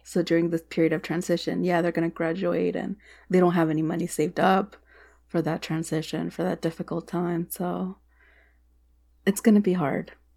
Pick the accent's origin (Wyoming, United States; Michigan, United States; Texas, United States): Texas, United States; moved away; As a Texan